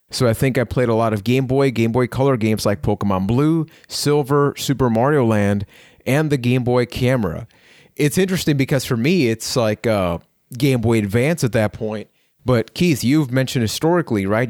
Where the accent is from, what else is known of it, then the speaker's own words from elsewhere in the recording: Puerto Rico; I am from Puerto Rico